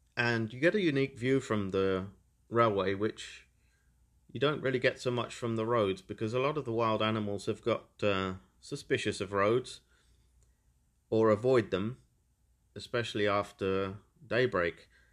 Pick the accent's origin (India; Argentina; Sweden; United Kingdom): United Kingdom; Peterborough, East of England; coming from the flat, pretty much featureless area where I was born in Peterborough